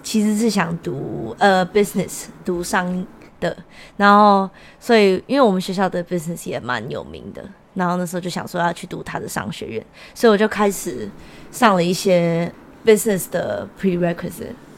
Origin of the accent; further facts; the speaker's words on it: Taichung, Taiwan; now in Seattle, United States; 我来自台中，台湾